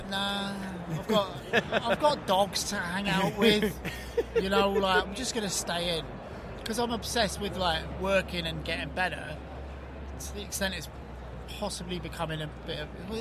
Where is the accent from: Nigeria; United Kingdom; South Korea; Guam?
United Kingdom; England; moved away as an adult; also born or lived in New York; now in United States; I brought up in England